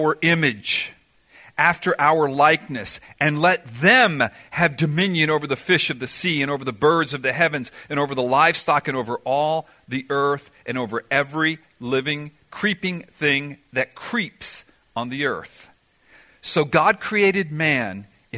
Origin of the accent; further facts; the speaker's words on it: Miami, Florida, United States; I ended up growing up in Miami